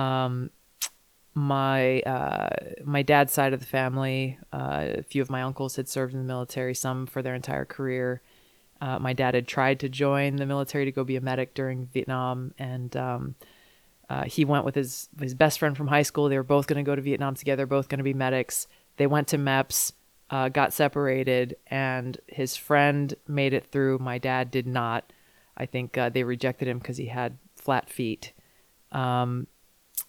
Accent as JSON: {"language": "English", "region": "Hawaii", "country": "United States", "said": "I'm from Hawaii."}